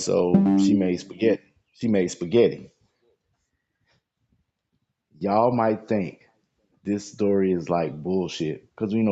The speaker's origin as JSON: {"language": "English", "town": "Lancaster", "region": "South Carolina", "country": "United States", "said": "We're from Lancaster, South Carolina."}